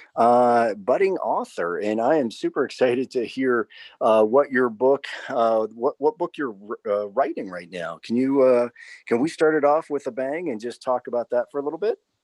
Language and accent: English; Ohio, United States; I'm from Ohio